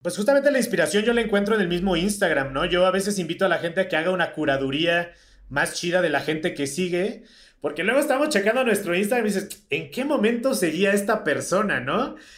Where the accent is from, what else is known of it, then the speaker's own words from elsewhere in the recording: Mexico; nosotros como mexicanos vivimos en un país tan privilegiado